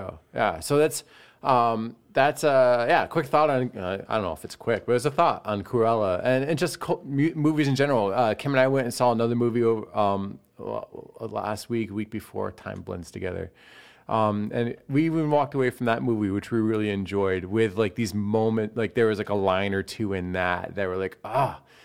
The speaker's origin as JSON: {"language": "English", "country": "United States", "said": "as an American"}